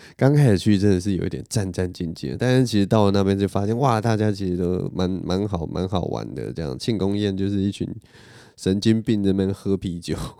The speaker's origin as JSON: {"language": "Chinese", "region": "Taipei", "country": "Taiwan", "tie": "born or raised there", "also_born_or_lived": "Qingpu, Taoyuan", "moved": "yes", "lives_now": "Taoyuan, Taiwan", "said": "我的老家， 我老家在那个南边嘛，在那个文山区那附近"}